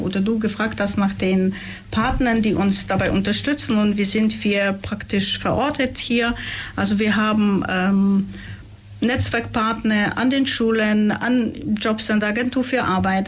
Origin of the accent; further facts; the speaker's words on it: Upper Silesia, Poland; now in Ulm, Germany; ich komme ursprünglich aus Oberschlesien